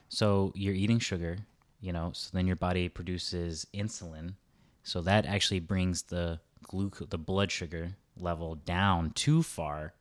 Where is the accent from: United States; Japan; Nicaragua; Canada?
United States; we grew up in the States